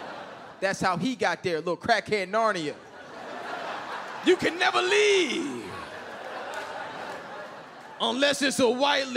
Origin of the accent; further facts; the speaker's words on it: Mississippi, United States; We're from Mississippi, so Thanksgiving.